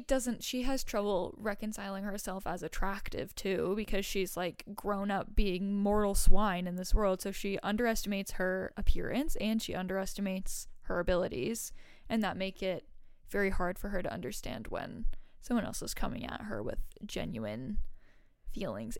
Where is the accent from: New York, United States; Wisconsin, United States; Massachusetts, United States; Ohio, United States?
Massachusetts, United States; I grew up in Massachusetts